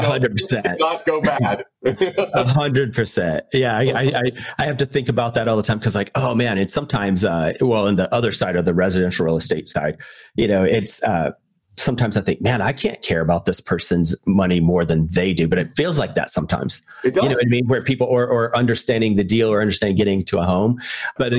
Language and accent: English; Virginia, United States; me growing up in Virginia